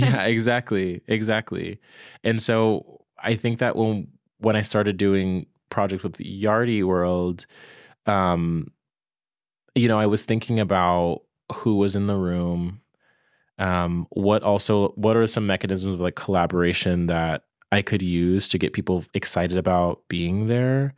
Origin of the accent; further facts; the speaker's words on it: Virginia, United States; moved away as an adult; also born or lived in New York; now in Brooklyn, United States; I'm from Virginia